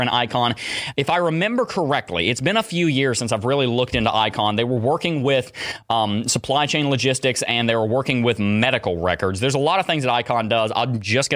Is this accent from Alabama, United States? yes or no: yes; Alabama, United States; now in Gainesville, United States; I hail from Alabama